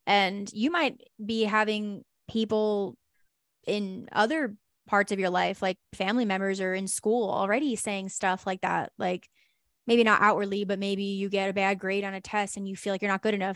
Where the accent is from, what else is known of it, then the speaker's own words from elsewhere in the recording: New York, United States; moved away; also born or lived in New Jersey; I lived in New Jersey, but I'm originally from New York